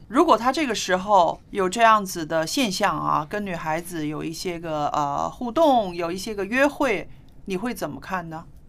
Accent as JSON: {"language": "Chinese", "country": "China", "said": "为什么“早恋”这个词只有我们中国人才有呢？"}